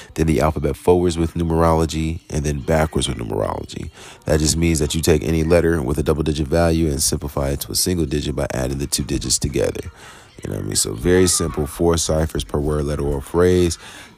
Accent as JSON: {"language": "English", "town": "Jonesboro", "region": "Georgia", "country": "United States", "also_born_or_lived": "Bronx / Queens", "said": "I'm from Jonesboro, Georgia, and Queens, bro. I was born in the boroughs of New York, you know what I mean? I was born in the Bronx, lived in Queens, and here we are now in Jonesboro"}